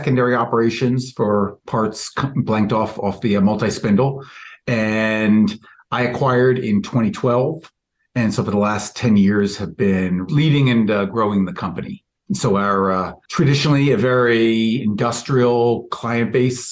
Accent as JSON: {"language": "English", "region": "New York", "country": "United States", "said": "I was from New York"}